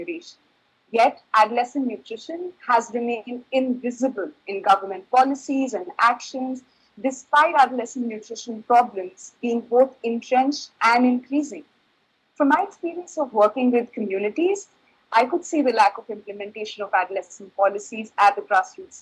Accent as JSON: {"language": "English", "country": "India", "said": "from India"}